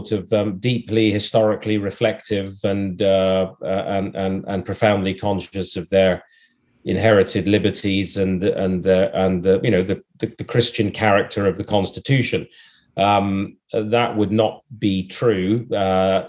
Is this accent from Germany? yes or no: no; Canada; also born or lived in United Kingdom; in the Canadian landscape, we've come to see ourselves more in terms of being not American, no longer British, and progressive